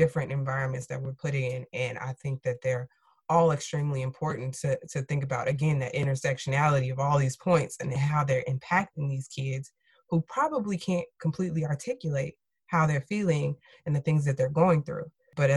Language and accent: English; Chicago, Illinois, United States; I'm from Chicago